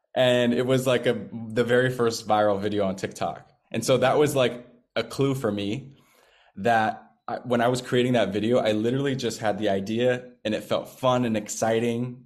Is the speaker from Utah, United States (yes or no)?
no; Seattle, Washington, United States; moved away; my hometown of Seattle, Washington